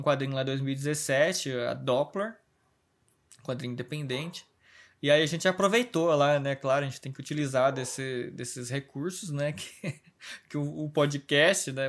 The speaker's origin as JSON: {"language": "Portuguese", "town": "Osasco", "region": "São Paulo", "country": "Brazil", "tie": "born or raised there", "also_born_or_lived": "Minas Gerais", "said": "eu nasci em Minas, assim, só que eu sou. Eu morei um ano em Minas Gerais, assim, e o resto da minha vida toda é em Osasco, saca? São Paulo"}